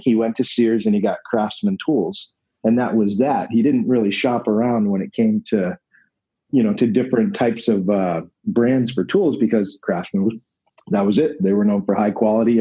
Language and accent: English; New England, United States; I'm from New England.